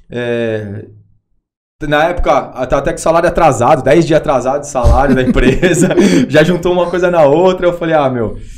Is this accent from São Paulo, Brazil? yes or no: yes; Santos, São Paulo, Brazil; Eu sou de Santos.